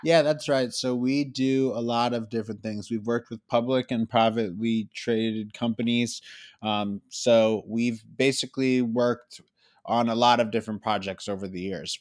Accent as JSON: {"language": "English", "town": "Philadelphia", "region": "Pennsylvania", "country": "United States", "said": "I'm from Philadelphia"}